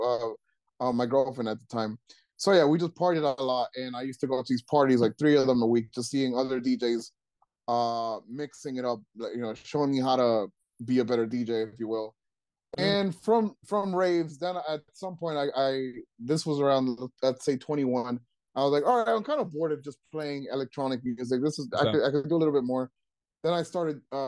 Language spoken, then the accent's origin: English; Trenton, New Jersey, United States; I grew up in Trenton